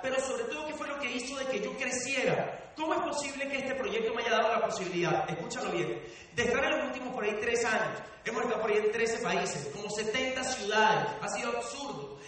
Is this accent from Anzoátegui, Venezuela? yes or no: yes; El Tigre, Anzoátegui, Venezuela; Yo nací en un pueblo en Venezuela que se llama Tigre